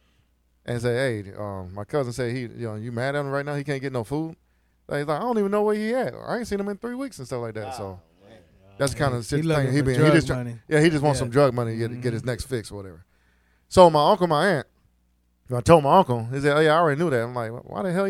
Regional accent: Fort Lauderdale, Florida, United States; moved away; I'm from Florida. I'm from South Florida, so I'm not from Bangorville. I'm from Fort Lauderdale, Hollywood area

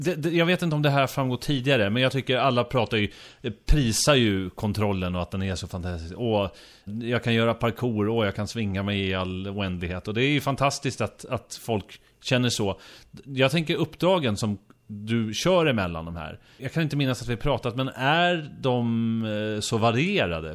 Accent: Sweden; som äkta svensk

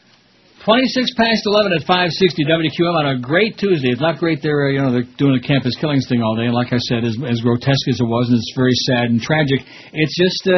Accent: United States; I'm an American

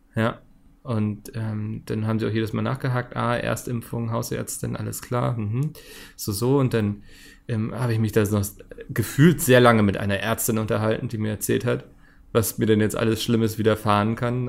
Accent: Hamburg, Germany; bin ja Hamburger.

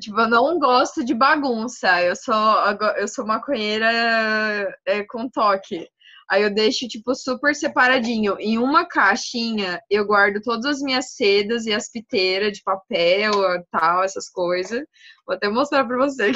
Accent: Maringá, Paraná, Brazil; moved away as an adult; now in Francisco Beltrão, Brazil; eu sou de Maringá, no Paraná também. Nasci, criada, morei lá até fazer faculdade

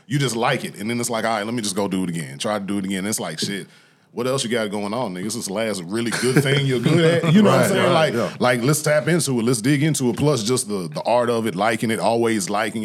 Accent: Nashville, Tennessee, United States; Born and raised in Nashville, Tennessee. Lived here my whole life

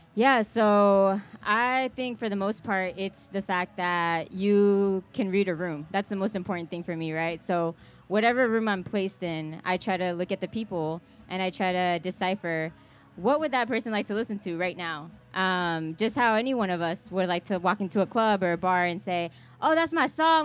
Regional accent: Kansas City, Missouri, United States; I'm from Kansas City. I live here

